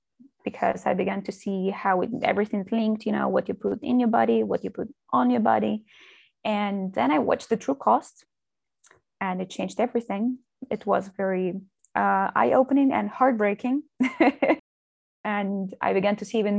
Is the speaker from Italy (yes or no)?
no; Moscow, Russia; moved away as an adult; now in Spain; I'm from Russia. I was born and raised in Moscow, where I finished school